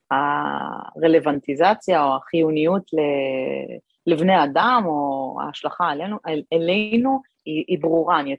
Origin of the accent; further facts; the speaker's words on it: Kiryat Ata, Haifa District, Israel; גדלתי בקריית אתא, אחרי זה עברנו לחיפה, אבל אה, גדלתי בקריית אתא